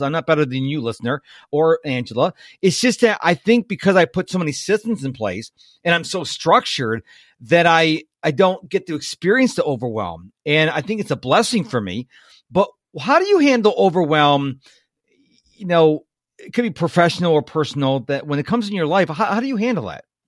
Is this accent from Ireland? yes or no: no; Rochester, New York, United States; moved away as an adult; now in Houston, United States; I was born and raised in Rochester, New York